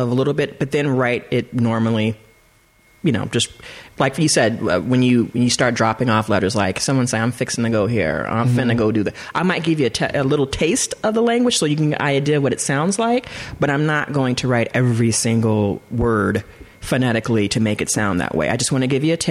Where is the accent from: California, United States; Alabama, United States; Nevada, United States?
California, United States; Southern; accent: Valley Girl; I'm from Southern Cali. You know, I have a Valley Girl kind of twang, California